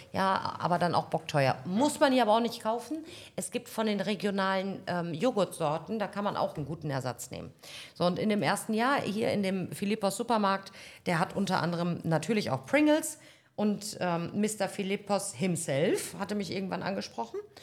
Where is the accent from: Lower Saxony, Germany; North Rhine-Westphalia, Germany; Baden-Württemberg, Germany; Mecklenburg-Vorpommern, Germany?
North Rhine-Westphalia, Germany; also born or lived in Berlin; now in Paphos, Cyprus; Ich bin in Nordrhein-Westfalen geboren